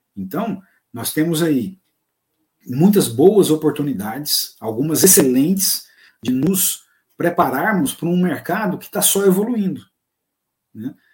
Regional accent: Goiás, Brazil; accent: goianês; Que em bom goianês, porque eu sou goiano

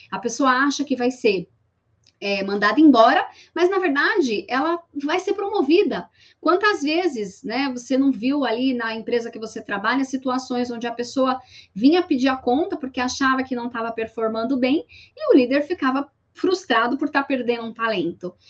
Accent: São Paulo, Brazil; sou paulista

